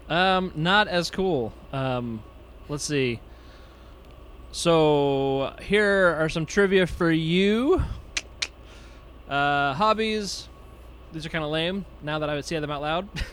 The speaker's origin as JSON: {"language": "English", "town": "Nashville", "region": "Tennessee", "country": "United States", "moved": "yes", "lives_now": "Texas, United States", "said": "I'm from Nashville originally, and I now live in Texas"}